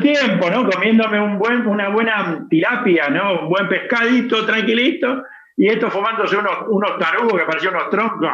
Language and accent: Spanish; Argentina; now in Spain; yo soy argentino